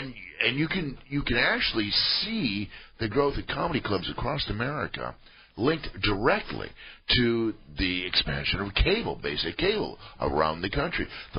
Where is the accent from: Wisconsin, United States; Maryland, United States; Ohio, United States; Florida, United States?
Wisconsin, United States; Milwaukee; moved away as an adult; now in San Francisco, United States; I'm from Milwaukee